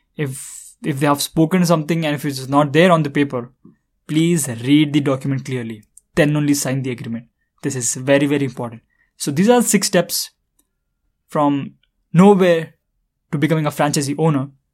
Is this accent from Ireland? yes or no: no; India; I am from India